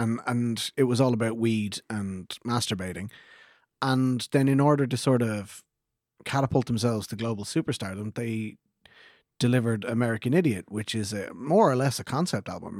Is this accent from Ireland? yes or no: yes; Ireland; We're the Irish version of baby boomers